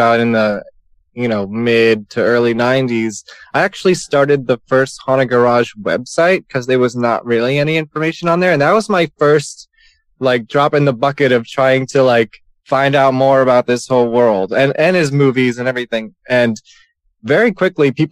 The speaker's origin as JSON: {"language": "English", "region": "New York", "country": "United States", "said": "I'm from New York"}